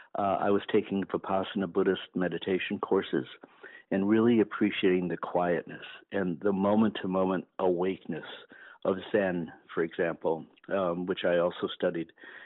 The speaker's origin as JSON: {"language": "English", "region": "Wisconsin", "country": "United States", "tie": "born or raised there", "moved": "as an adult", "lives_now": "Northampton, Massachusetts, United States", "said": "I grew up Lutheran in Wisconsin"}